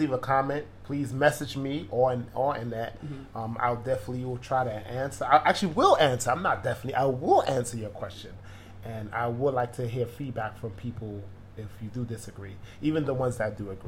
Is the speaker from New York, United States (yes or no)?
yes; New York City, New York, United States; it's based on our hometown of New York City. We're both Brooklynites.